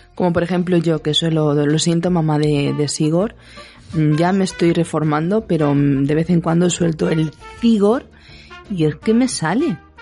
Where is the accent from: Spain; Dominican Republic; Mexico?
Spain; Andalusia; yo soy andaluza de pura cepa